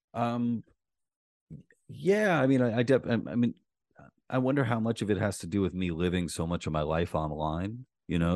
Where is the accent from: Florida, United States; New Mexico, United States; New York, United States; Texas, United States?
New York, United States; New York City; I grew up in Queens